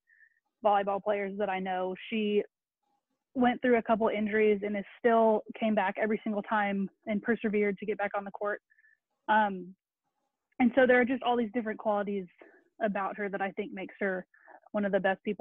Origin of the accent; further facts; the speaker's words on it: Keller, Texas, United States; sixth grade growing up in Keller